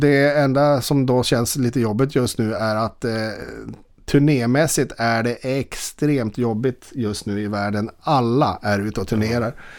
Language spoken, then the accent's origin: Swedish; Boden, Norrbotten County, Sweden; moved away; also born or lived in Stockholm; jag är eh, alltså, från Boden